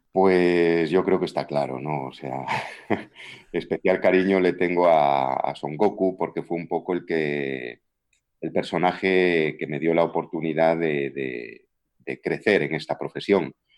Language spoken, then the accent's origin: Spanish; Galicia, Spain; accent: Galician; yo ya tengo acento gallego